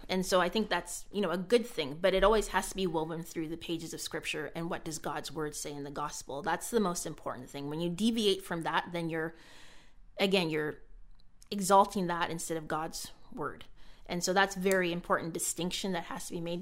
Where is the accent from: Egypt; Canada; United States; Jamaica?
Canada; was born and raised in Canada